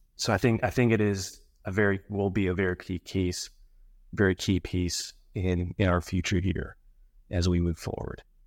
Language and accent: English; Colorado Springs, Colorado, United States; moved away as an adult; now in Florida, United States; I'm originally from Colorado. Uh, grew up there, Colorado Springs, to be exact